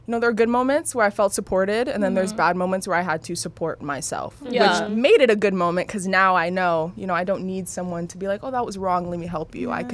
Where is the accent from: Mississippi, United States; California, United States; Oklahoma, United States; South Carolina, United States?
California, United States; Los Angeles; I'm from here, born and raised in LA. Cool. The Valley.